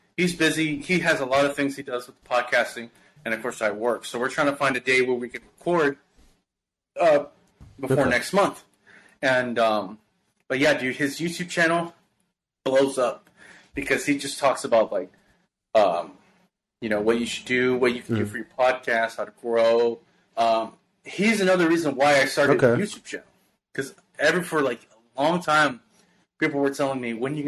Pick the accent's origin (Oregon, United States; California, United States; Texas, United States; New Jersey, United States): Texas, United States; Houston; this is my community, this is my hometown, this is my city that I represent